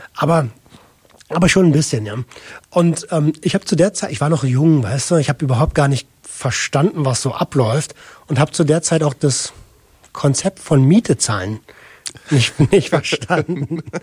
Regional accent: Berlin, Germany; ich komme aus Berlin, habe mhm. ähm, als äh, Jugendlicher relativ perspektivlos gelebt

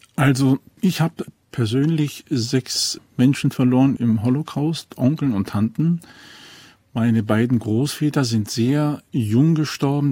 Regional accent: Germany; accent: Prussian Romanes; Ich persönlich, ich bin ein preußischer Sinto

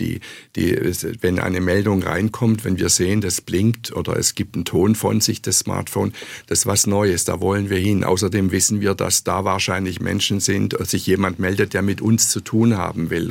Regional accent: Stuttgart, Baden-Württemberg, Germany; moved away as an adult; also born or lived in Tübingen / Freiburg / New York; Ich bin in Tübingen geboren, da war ich aber nur kurz in meinem Leben, am Anfang meines Lebens und habe aber hier in Stuttgart meine Schulzeit verbracht, meine Gymnasialzeit

